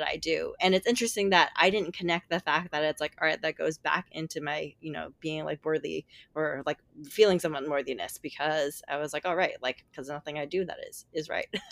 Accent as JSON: {"language": "English", "town": "New York City", "region": "New York", "country": "United States", "said": "I'm from New York City"}